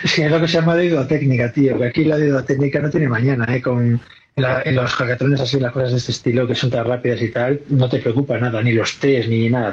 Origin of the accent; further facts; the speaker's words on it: Galicia, Spain; yo soy gallego